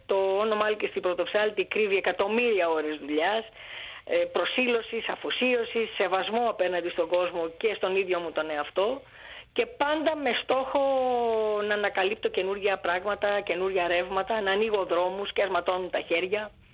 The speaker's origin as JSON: {"language": "Greek", "country": "Greece", "tie": "born or raised there", "also_born_or_lived": "Alexandria, Egypt", "said": "Γεννήθηκα στην Αλεξάνδρεια της Αιγύπτου από Έλληνες γονείς και το 1962 επί Νάσερ που έδιωξε όλους τους ξένους εντός εισαγωγικών ε, ο πατέρα μου αποφάσισε να γυρίσει στην Ελλάδα"}